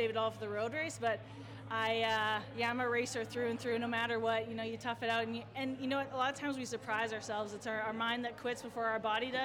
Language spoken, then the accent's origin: English; Alberta, Canada; I'm from Prairie, Alberta, Canada